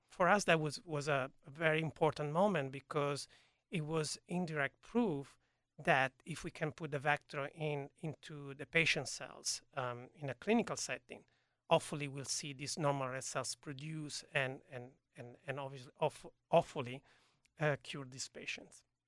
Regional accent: Turin, Piedmont, Italy; now in United States; I was born in Italy, in a, in a city called Torino, which is in northwest of Italy

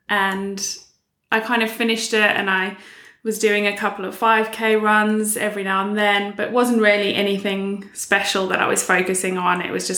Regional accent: South Africa; moved away as an adult; now in United Kingdom; I moved to the UK. I'm originally from South Africa and moved to the UK about 8 years ago now.

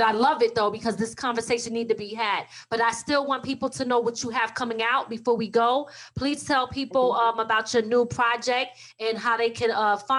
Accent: Philadelphia, Pennsylvania, United States; I'm not even originally from New York, though. I'm from Philly, like originally.

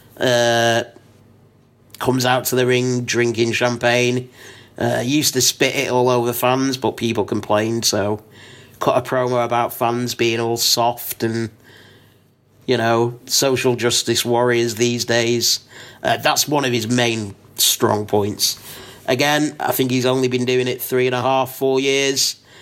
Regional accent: Blackpool, North West England, United Kingdom; I am from Blackpool

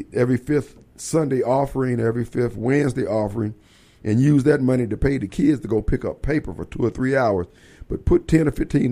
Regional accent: Decatur, Illinois, United States; moved away; back in my hometown, Decatur, Illinois

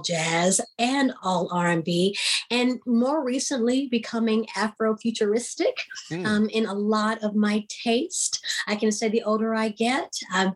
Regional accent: Houston, Texas, United States; also born or lived in East Coast; I'm from Houston

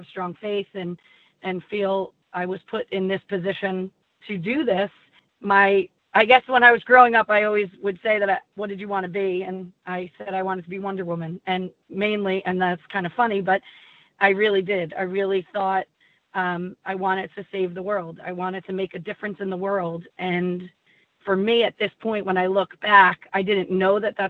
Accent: New Jersey, United States; born and raised in New Jersey

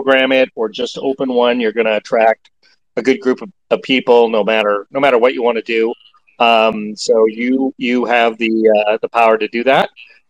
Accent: Canada; I'm a Canadian too

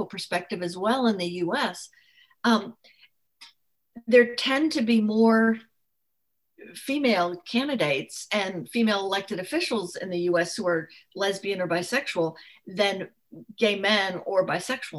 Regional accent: France; moved away; I grew up in France

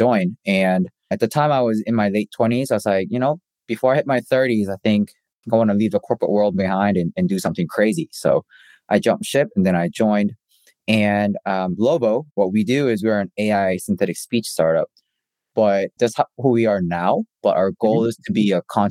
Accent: South Korea; also born or lived in Canada; now in United States; I grew up in Korea, spent a little bit of time in Canada, and I spent half my life in the States, going from the East Coast to the West Coast.

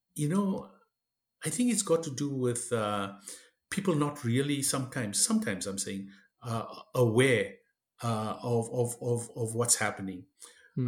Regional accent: South Africa; moved away as an adult; now in Canada; I was born and raised in South Africa uh, of Indian ancestry, third generation

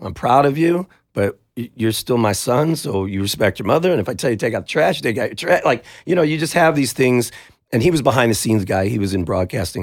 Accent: United States; we're just guys from North County

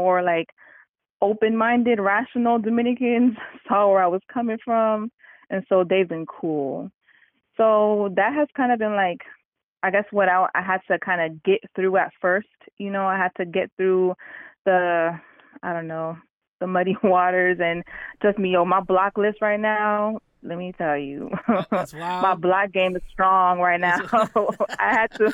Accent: United States; growing up in the United States, growing up where you've always had to check a box

